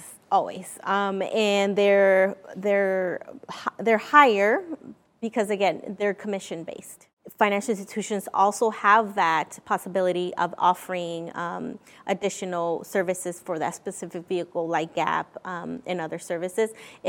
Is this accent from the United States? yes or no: no; Vancouver, British Columbia, Canada; because again, I'm from Vancouver. I go and see my dad in California.